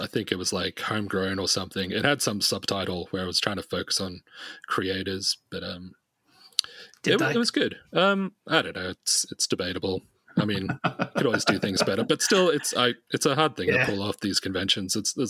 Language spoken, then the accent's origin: English; Sydney, New South Wales, Australia; I'm in Sydney at the moment, yeah. I live in Sydney. Okay. I've been here since I was 9